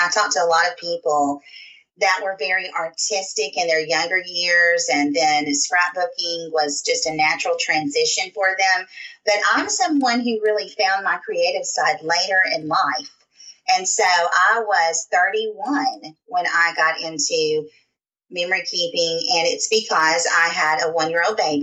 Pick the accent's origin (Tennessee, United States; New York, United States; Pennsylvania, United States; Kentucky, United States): Tennessee, United States; Southern United States; accent: Southern; I'm about 20 minutes outside of Nashville, Tennessee.